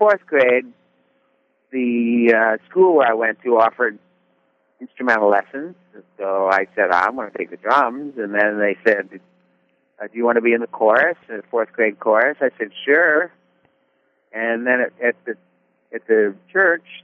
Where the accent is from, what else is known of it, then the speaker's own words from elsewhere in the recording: Little Silver, New Jersey, United States; I grew up in Little Silver, New Jersey, which is kind of the north part of the Jersey Shore.